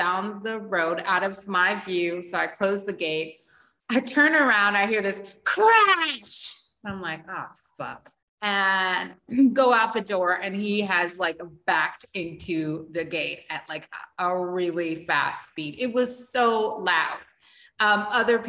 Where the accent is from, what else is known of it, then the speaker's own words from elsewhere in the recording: United States; accent: American; now in Barbados; my American accent